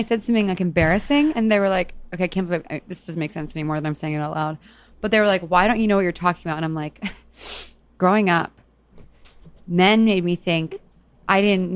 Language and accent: English; Texas, United States; I'm from Texas